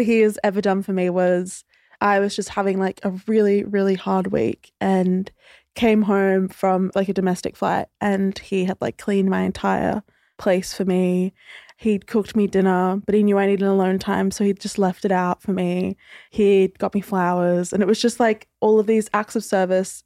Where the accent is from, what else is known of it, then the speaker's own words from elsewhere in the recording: Queensland, Australia; now in Sydney, Australia; originally I'm from Queensland, but I now live in Sydney